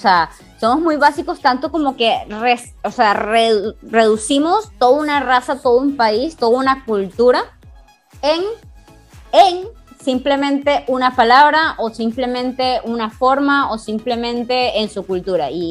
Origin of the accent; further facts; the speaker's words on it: Venezuela; Claro, en comparación a otras zonas de Venezuela tenemos un acento muy neutro.